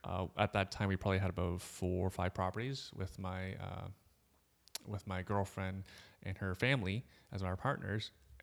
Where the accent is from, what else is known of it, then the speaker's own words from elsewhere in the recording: Markham, Ontario, Canada; I grew up in Markham. I was still living with my parents.